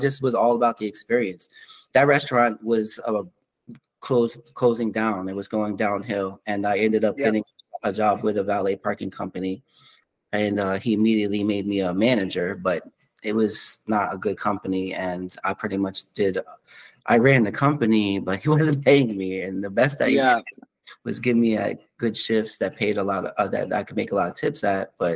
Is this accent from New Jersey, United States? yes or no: yes; Middlesex County, New Jersey, United States; also born or lived in Trenton, New Jersey; So I'm from Middlesex County